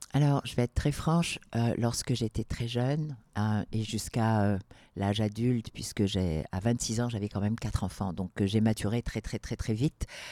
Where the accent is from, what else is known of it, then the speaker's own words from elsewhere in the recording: Algeria; also born or lived in Morocco; now in Quebec, Canada; je suis née au Maroc, j'ai grandi en Algérie